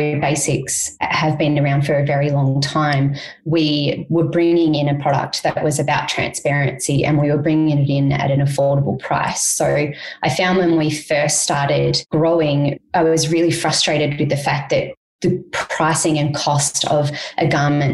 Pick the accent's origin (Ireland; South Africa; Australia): Australia; moved away; also born or lived in Cambodia; as an Australian